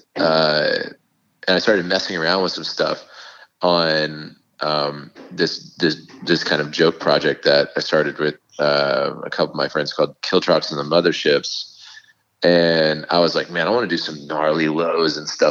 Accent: Fort Worth, Texas, United States; We're all from Fort Worth together

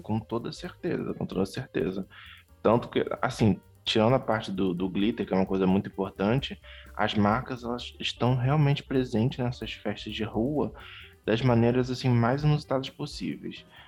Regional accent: Rio de Janeiro, Brazil; como um bom carioca, não tanto da gema

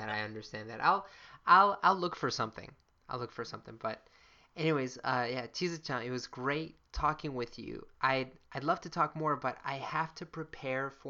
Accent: Frankfurt, Hesse, Germany; born there; Oh, I was born. I was born in Frankfurt

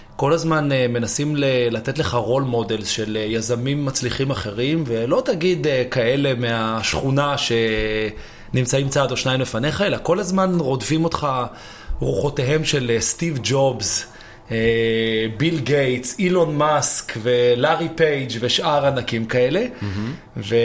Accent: Israel; also born or lived in New York, United States / London, United Kingdom

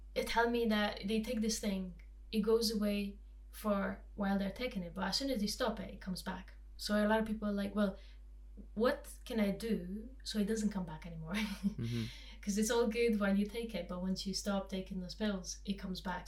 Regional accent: Transylvanian mountains, Romania; I grew up in in Transylvanian mountains

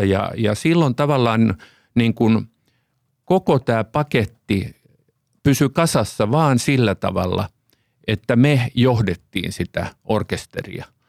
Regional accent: Finland

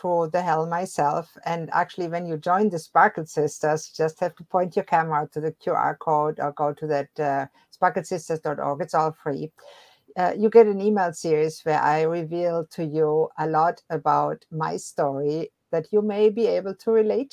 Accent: Germany; moved away; I was born and raised in Germany

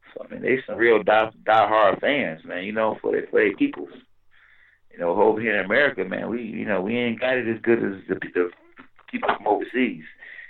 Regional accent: Detroit, Michigan, United States; I'm from Michigan. He's from Grand Rapids, I'm from Detroit

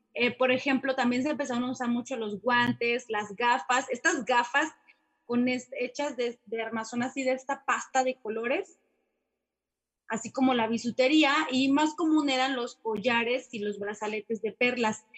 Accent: Mexico; como mexicanos

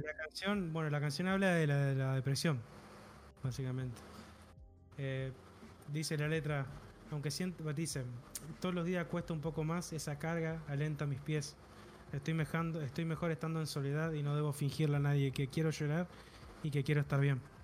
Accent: Argentina

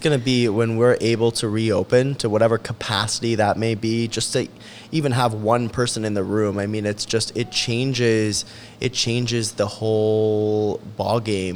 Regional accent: Charleston, West Virginia, United States; I grew up half in Charleston and half in South Charleston

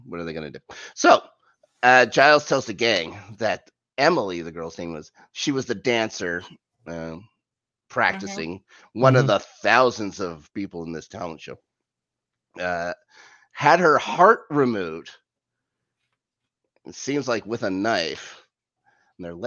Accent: Canada; I grew up in Canada.

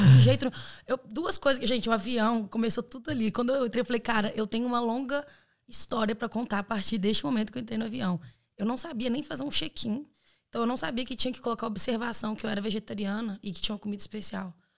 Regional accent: Belo Horizonte, Minas Gerais, Brazil; moved away as an adult; now in Ireland; sou de BH, Minas Gerais

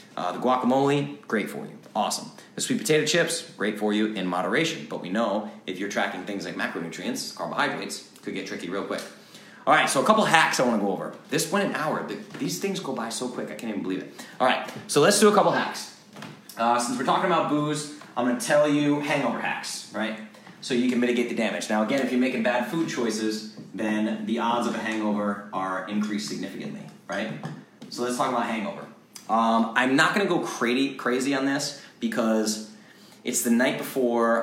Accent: Rhode Island, United States; also born or lived in Boston, Massachusetts; now in Nashville, United States; I'm a Boston kid, right? I moved to Nashville from Boston, grew up in Rhode Island

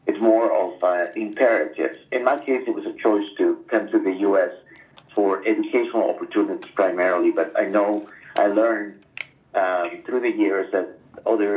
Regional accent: Lima, Peru; moved away as an adult; also born or lived in Corrientes, Argentina; now in Nashville, United States; I was born in Lima.

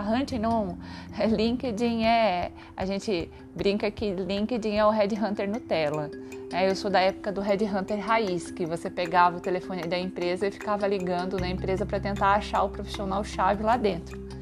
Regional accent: Santa Catarina, Brazil; moved away as an adult; also born or lived in Joinville; now in São Paulo, Brazil; Eu sou natural de Santa Catarina e mudei para São Paulo em 2004

